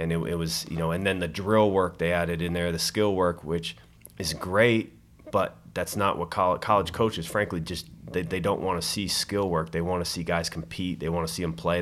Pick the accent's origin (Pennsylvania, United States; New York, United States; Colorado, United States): Colorado, United States; moved away; I'm from Colorado